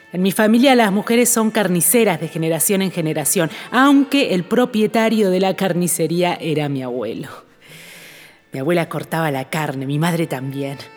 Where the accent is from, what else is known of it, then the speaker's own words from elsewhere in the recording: Salto, Uruguay; also born or lived in Buenos Aires; now in Montreal, Canada; Un día me fui de mi pueblo, un día me, me fui de Salto. No vine directamente de Salto a Montreal, pasé antes por Buenos Aires, pero de chica yo vivía en el campo, en Salto.